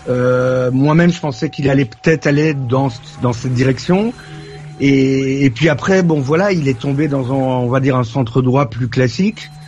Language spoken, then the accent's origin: French; Belgium; Après, je suis belge, donc je vote pas